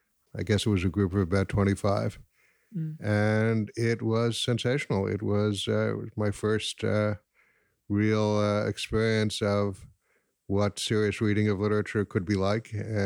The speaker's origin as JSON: {"language": "English", "town": "Riverdale", "region": "New York", "country": "United States", "tie": "born or raised there", "lives_now": "Chicago, United States", "said": "in Chicago now. Graduated from Bronx Science in 1962. I grew up in Riverdale."}